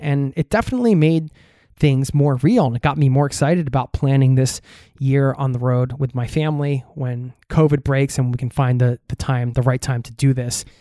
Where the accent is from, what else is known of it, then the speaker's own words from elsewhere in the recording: United States; now in Norway; back in my home country in the U S A, visiting family 'cause I live overseas